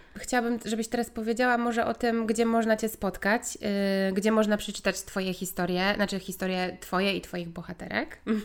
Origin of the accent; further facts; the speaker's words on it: Gdańsk, Pomeranian Voivodeship, Poland; my tu jesteśmy z Gdańska